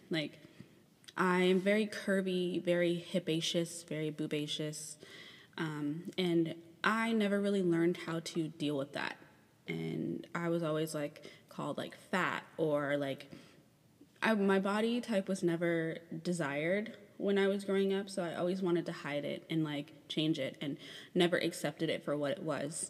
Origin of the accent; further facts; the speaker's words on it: Chicago, Illinois, United States; moved away; my hometown um, or where I was born